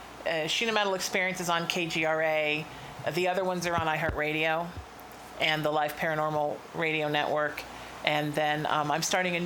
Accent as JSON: {"language": "English", "town": "Chicago", "region": "Illinois", "country": "United States", "tie": "born or raised there", "also_born_or_lived": "Connecticut", "said": "I was born in Connecticut. When I was five, my dad got transferred to Chicago."}